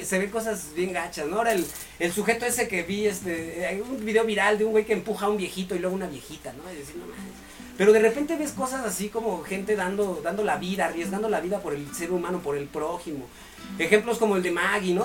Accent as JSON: {"language": "Spanish", "country": "Mexico", "said": "somos mexicanos, jóvenes, guapos, emprendedores, talentosos"}